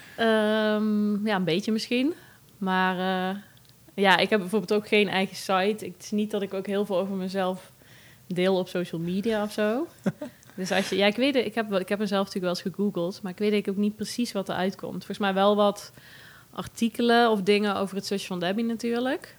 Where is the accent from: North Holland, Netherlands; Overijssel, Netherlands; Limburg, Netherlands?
Limburg, Netherlands; Wellerlooi; moved away as an adult; now in Nijmegen, Netherlands; Uit Wellelooi